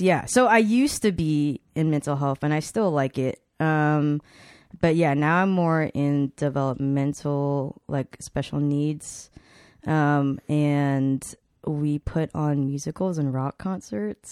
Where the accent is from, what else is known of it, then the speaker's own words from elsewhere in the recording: Atlanta, Georgia, United States; also born or lived in Chicago, Illinois; now in Texas, United States; I moved to Atlanta